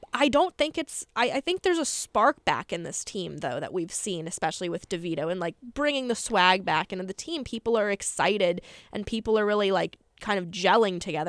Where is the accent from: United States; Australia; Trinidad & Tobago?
United States; I'm from Carolina